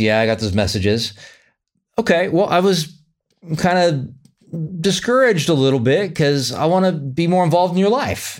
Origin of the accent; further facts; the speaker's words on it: Sacramento, California, United States; moved away; Sacramento, California, my hometown